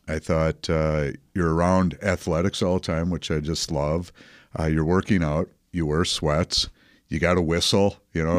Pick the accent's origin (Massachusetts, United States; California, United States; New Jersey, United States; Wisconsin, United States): Wisconsin, United States; Dousman; also born or lived in Waukesha; we were born and raised in Dowsman